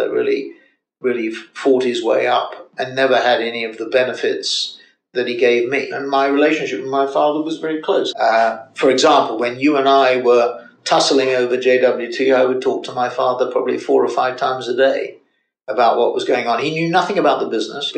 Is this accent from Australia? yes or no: no; London, United Kingdom; also born or lived in Cambridge / Harvard; I was a spoilt child from a Jewish background in the ghetto, as I call it, of Northwest London. I was born in Golders Green, in a block of flats called Queensborough Court, and we graduated to Mill Hill